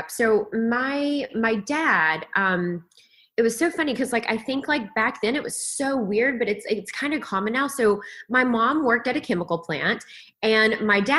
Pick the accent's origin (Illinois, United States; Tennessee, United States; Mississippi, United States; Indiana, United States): Tennessee, United States; Kingsport; moved away as an adult; in Kingsport, Tennessee.